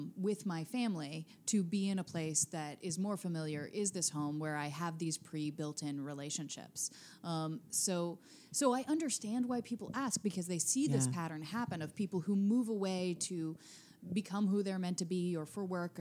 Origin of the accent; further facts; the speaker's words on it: Seattle, Washington, United States; moved away as an adult; also born or lived in Nebraska / Los Angeles; now in Baltimore, United States; I grew up largely in Seattle